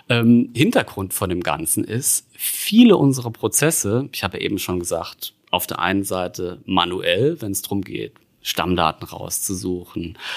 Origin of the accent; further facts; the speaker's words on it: Saarland, Germany; Da, ich bin da durch die Stadt gelaufen und sehe da irgendwo als Saarländer Saarbrücker Platz.